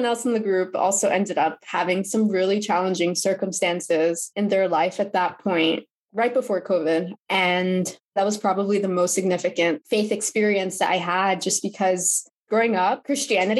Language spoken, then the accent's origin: English; New Jersey, United States; also born or lived in Pennsylvania; now in Connecticut, United States; I grew up in New Jersey.